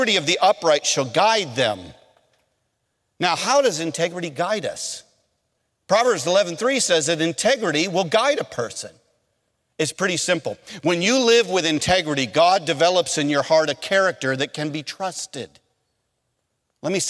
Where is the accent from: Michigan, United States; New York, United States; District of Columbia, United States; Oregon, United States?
Michigan, United States; moved away as an adult; also born or lived in North Carolina; I'm from Michigan